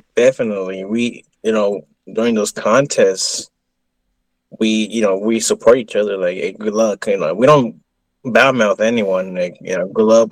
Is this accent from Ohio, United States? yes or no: no; Texas, United States; I'm from Texas